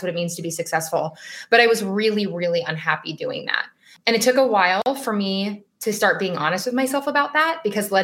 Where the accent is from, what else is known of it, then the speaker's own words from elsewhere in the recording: Las Vegas, Nevada, United States; moved away as an adult; now in Boston, United States; So born and raised in Las Vegas